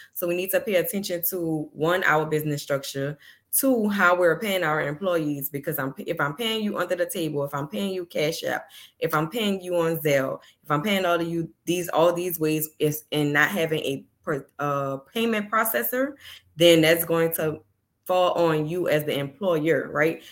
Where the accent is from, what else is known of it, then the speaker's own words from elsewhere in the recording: New Orleans, Louisiana, United States; I'm from New Orleans